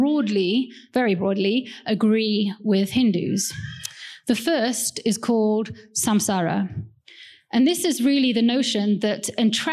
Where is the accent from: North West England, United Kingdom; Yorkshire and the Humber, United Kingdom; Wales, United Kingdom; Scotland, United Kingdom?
Wales, United Kingdom; also born or lived in Kerala, India; I don't sound that Indian. Actually, I was born in the UK. My parents are from India, and they moved when they, as shortly after they got married, to the UK in a place called Wales